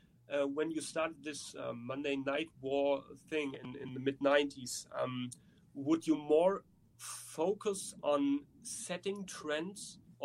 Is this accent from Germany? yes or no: yes; Germany; English is a second language; Because I'm from Germany and I'm not the guy who has to know which city is in which state and the languages and so on.